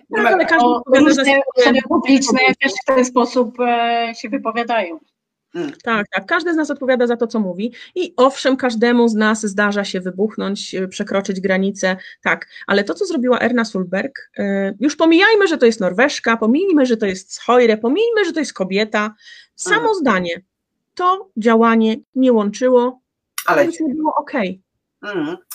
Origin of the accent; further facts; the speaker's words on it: Poland; ale ponieważ wywodzimy się z Polski i polskie social media ociekają właśnie takim nastawieniem